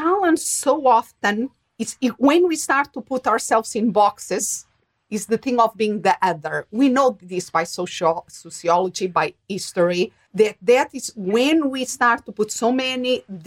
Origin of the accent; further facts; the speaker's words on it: Portugal; moved away; also born or lived in England; I myself born and raised in Portugal